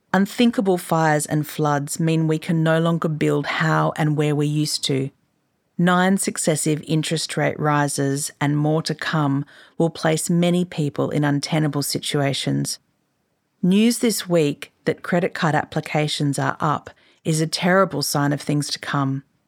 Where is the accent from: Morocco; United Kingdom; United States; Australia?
Australia; Queensland; I grew up in Queensland, which is to say I know the joy of living in a house that captures light and space well